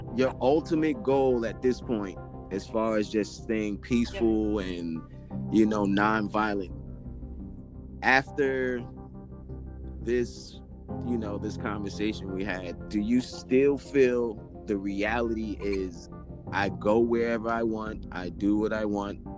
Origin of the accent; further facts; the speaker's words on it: New York City, New York, United States; also born or lived in Jamaica (ancestry); I'm originally from like when I was born, I was born in the South Bronx. So I'm from poverty, but my family's from Jamaica. So I'm from real poverty. I'm from Forest Avenue projects